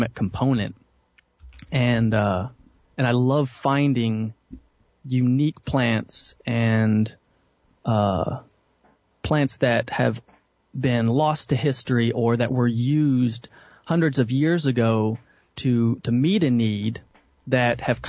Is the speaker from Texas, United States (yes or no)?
yes; Dallas, Texas, United States; I was born and raised in Dallas, Texas